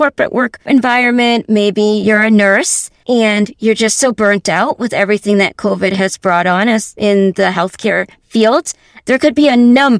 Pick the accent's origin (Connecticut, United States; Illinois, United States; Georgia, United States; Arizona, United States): Connecticut, United States; I was born here in Connecticut, and so I've lived all my life in Connecticut